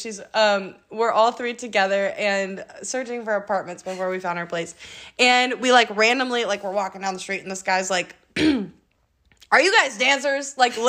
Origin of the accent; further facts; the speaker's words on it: Midwest, United States; and also growing up in the Midwest